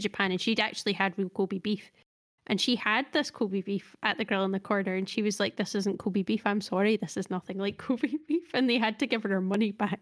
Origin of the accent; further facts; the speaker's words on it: Scotland, United Kingdom; we're Scottish.